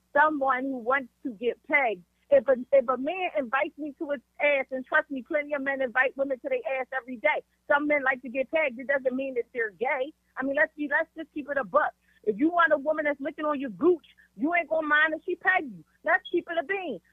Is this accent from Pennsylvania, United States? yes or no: yes; Philadelphia, Pennsylvania, United States; I'm from Philly